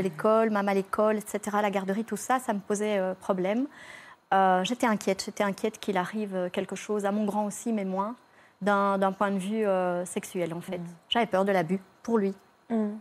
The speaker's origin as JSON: {"language": "French", "country": "Belgium", "said": "je suis belge, hein, je viens de Belgique"}